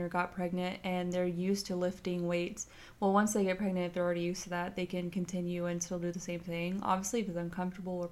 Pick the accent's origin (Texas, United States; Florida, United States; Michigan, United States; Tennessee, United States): Texas, United States; moved away as an adult; So I'm from Texas. And so I came here where it snows